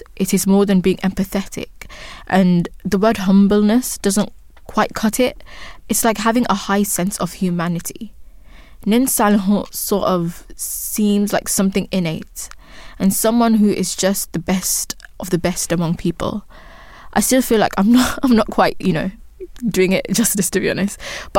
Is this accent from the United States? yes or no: no; Upper West, Ghana; first language Wali; English is a second language; Like in my first language, Wali, spoken in Wa in the upper west of Ghana, there are certain words that I'm not able to translate in English